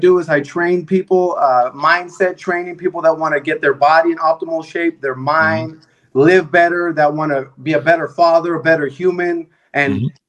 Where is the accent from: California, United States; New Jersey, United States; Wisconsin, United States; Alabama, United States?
California, United States; Bay Area; I grew up in the Bay Area.